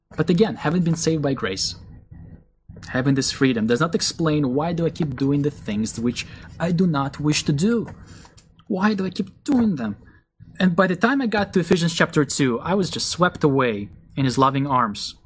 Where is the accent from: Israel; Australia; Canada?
Israel; moved away; I grew up in a Russian Jewish family. My parents believed in Jesus when I was still a young boy. So, even though we were raised in Israel